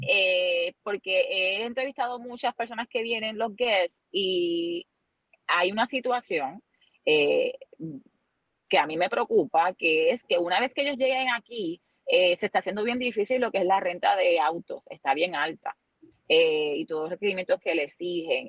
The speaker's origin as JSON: {"language": "Spanish", "town": "Luquillo", "country": "Puerto Rico", "tie": "born or raised there", "said": "yo soy natural de Luquillo"}